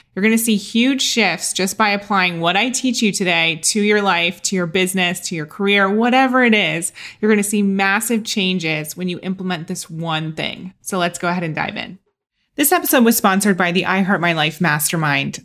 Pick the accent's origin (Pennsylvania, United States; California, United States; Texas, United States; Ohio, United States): Ohio, United States; moved away as an adult; also born or lived in London; Growing up in Ohio as a Catholic girl